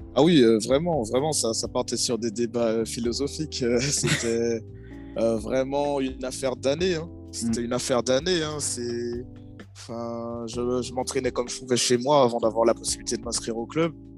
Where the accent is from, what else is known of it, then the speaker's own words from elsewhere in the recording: Martinique; moved away as an adult; j'étais en Martinique encore et donc jusqu'à mes 18 ans j'étais là-bas